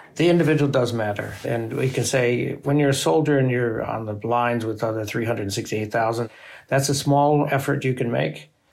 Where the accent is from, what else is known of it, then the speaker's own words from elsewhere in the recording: United States; As an American